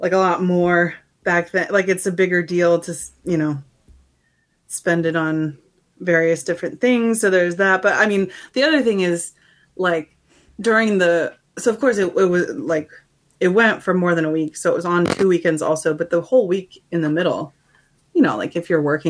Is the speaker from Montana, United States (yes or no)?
yes; Missoula, Montana, United States; moved away; this is my hometown